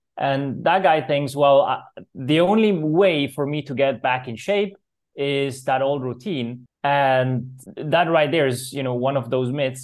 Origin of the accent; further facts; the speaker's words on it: Zurich, Switzerland; I was born in Switzerland, so I grew up in Zurich, beautiful Swiss city